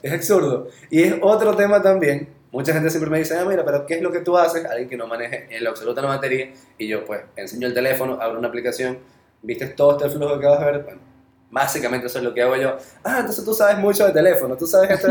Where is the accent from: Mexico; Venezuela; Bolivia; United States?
Venezuela; accent: Venezuelan; moved away; estando todavía en Venezuela